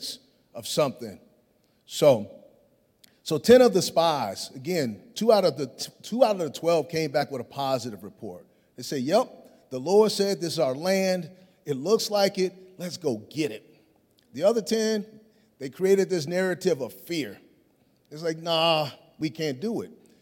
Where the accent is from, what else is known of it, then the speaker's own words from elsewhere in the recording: Chicago, Illinois, United States; growing up in Chicago